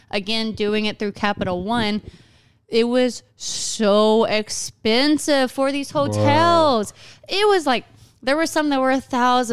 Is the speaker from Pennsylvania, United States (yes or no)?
no; Arkansas, United States; we're from Arkansas